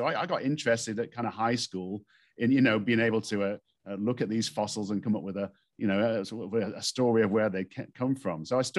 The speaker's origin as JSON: {"language": "English", "town": "Stoke-on-Trent", "region": "West Midlands", "country": "United Kingdom", "tie": "born or raised there", "said": "But I grew up in England, in a place called Stoke-on-Trent, which is a coal mining community in the north part of England."}